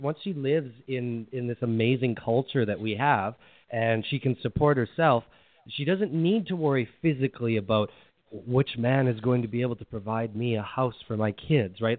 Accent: Edmonton, Alberta, Canada; I'm from Canada. Yeah, Edmonton, Alberta, Canada

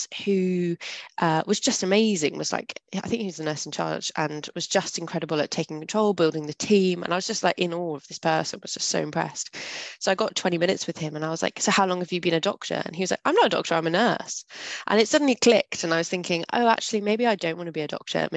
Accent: the Borders, Scotland, United Kingdom; I grew up really rurally in Scotland

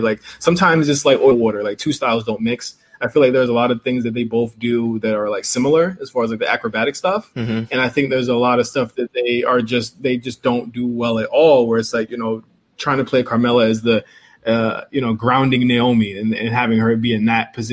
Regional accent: Virginia, United States; I'm from Virginia

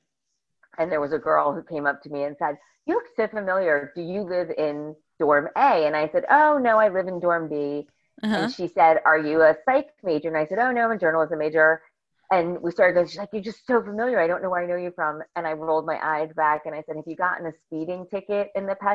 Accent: Bergen County, New Jersey, United States; I grew up in Bergen County, New Jersey

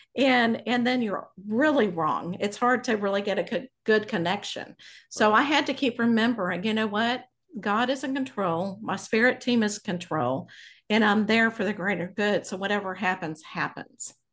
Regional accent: Abilene, Texas, United States; I grew up in Abilene, Texas.

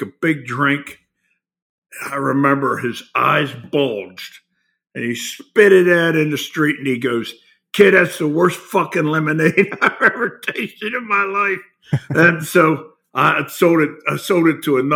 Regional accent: Baltimore, Maryland, United States; I was born in Baltimore, South Baltimore to be exact.

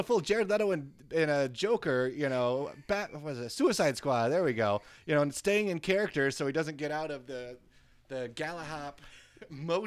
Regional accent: United States; as a American doofuses

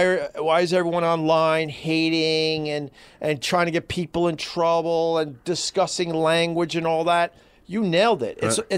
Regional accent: New York, United States; being a New Yorker, we all lived through 9/11

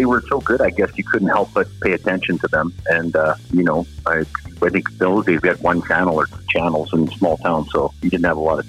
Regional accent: Saskatchewan, Canada; I grew up in Saskatchewan.

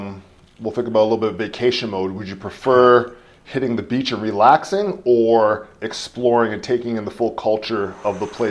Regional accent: Hamilton, Ontario, Canada; I think my life went in different phases. So growing up in Hamilton, it was all East Coast for me.

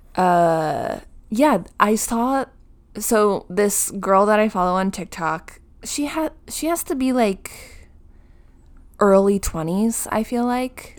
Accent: New Jersey, United States; we are from New Jersey

